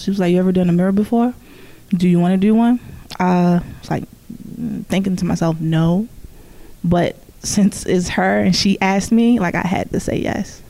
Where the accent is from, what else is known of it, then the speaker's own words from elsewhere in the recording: Baltimore, Maryland, United States; also born or lived in Woodlawn, Maryland / Catonsville, Maryland; I'm originally from West Baltimore. Uh, grew up on uh, Cold Spring off of Garrison